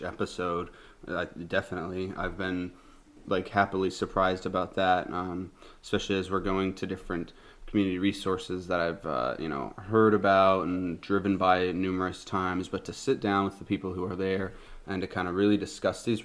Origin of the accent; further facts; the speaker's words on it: Montana, United States; moved away as an adult; now in Kenai, United States; I grew up in Montana until I was about, 19. I moved up here in 2013